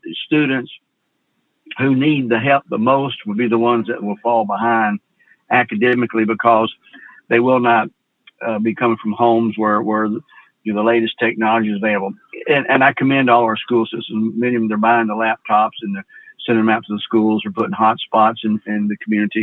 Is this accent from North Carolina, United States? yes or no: no; Memphis, Tennessee, United States; I'm from Memphis, an urban city. And of course, we have broadband connectivity here